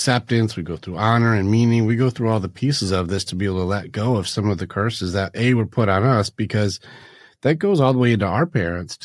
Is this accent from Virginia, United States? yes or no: no; Detroit, Michigan, United States; I grew up in a Sparta lifestyle. We grew up in Detroit, which was not a fun area.